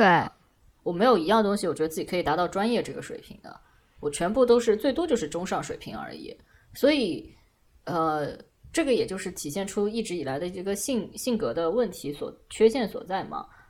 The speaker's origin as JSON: {"language": "Chinese", "region": "southern China", "country": "China", "accent": "southern", "said": "我知道我是有口音的，但是这个这个口音，北方人，我我有东北的朋友说听得出你是南方人，但是听不出你是到底是哪里的南方人。然后就是我觉得普通话我也是这个样子，我所有的语言都有这个现象"}